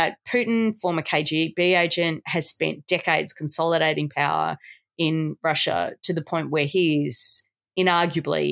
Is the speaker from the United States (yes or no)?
no; Australia